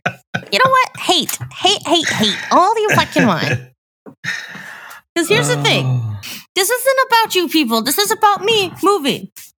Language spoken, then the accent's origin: English; Mineral Point, Wisconsin, United States; I grew up in Mineral Point.